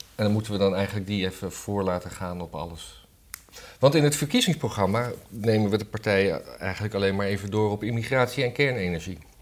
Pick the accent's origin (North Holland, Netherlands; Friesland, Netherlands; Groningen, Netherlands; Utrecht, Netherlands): North Holland, Netherlands; Blaricum; moved away